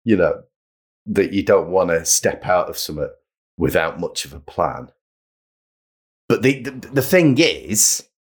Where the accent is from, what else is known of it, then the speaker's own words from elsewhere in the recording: Manchester, North West England, United Kingdom; growing up in Manchester and being surrounded by music and design and cool stuff going on